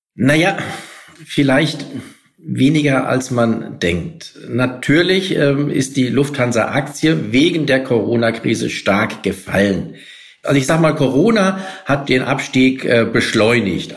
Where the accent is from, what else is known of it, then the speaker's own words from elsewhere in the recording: Frankfurt am Main, Hesse, Germany; ich bin selbst ähm, äh, als Frankfurter